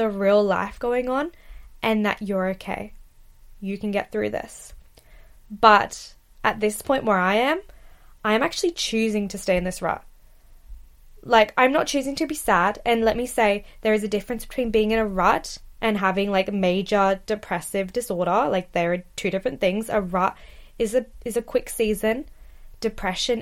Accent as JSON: {"language": "English", "country": "Australia", "moved": "yes", "lives_now": "United Kingdom", "said": "as an Australian girl"}